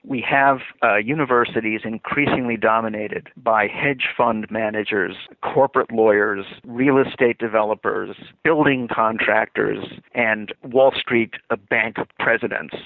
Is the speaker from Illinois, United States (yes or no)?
yes; Illinois, United States; I'm from Illinois